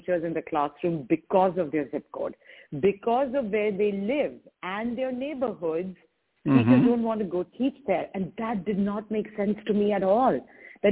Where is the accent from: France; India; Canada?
India; moved away; I grew up in India